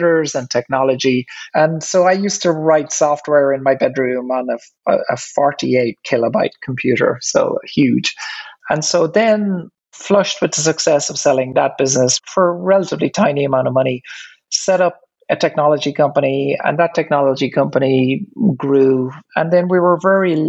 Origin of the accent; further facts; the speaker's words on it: Ireland; accent: Irish; You can probably hear from my accent that I'm Irish. When I grew up, I guess I grew up on a farm